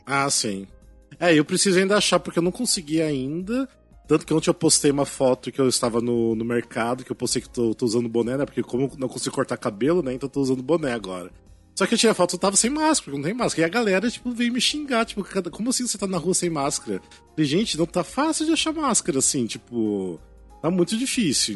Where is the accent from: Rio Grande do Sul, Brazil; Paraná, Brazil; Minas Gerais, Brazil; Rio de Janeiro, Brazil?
Paraná, Brazil; Cascavel; now in São Paulo, Brazil; lá na minha cidade interior do Paraná